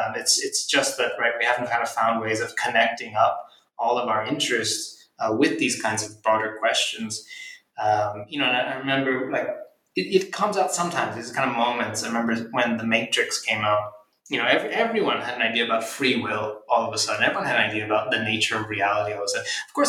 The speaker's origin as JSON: {"language": "English", "town": "Philadelphia", "region": "Pennsylvania", "country": "United States", "tie": "born or raised there", "said": "I grew up in Philadelphia, so, you know, like the football Eagles team on the weekend"}